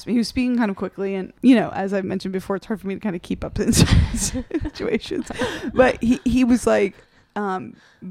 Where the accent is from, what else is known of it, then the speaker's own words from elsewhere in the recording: South Carolina, United States; moved away; I mostly grew up in South Carolina.